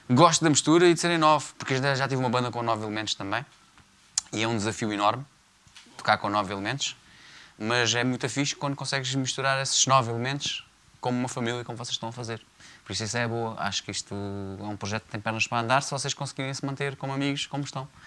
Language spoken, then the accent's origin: Portuguese; Faro, Portugal; Não sou Camon, sou português, sou de Faro.